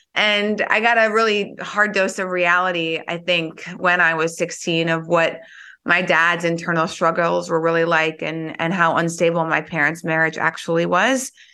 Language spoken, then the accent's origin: English; North Dakota, United States; moved away as an adult; also born or lived in Philadelphia; I grew up in North Dakota